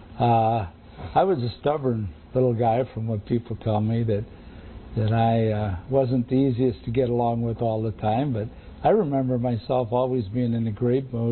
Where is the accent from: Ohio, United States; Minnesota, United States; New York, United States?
Ohio, United States; Youngstown; I was born in 1932 on July 27th in Youngstown, Ohio